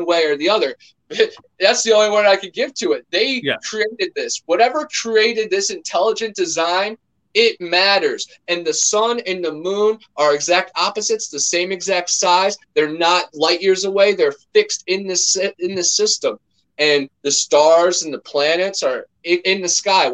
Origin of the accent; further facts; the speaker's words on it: Ohio, United States; now in Central Florida, United States; growing up near Lake Erie and then in Ohio